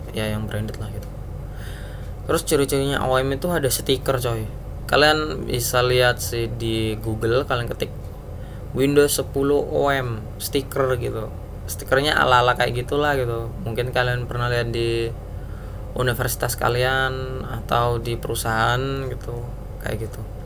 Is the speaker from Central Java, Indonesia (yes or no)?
no; Surabaya, East Java, Indonesia; saya kan orang Surabaya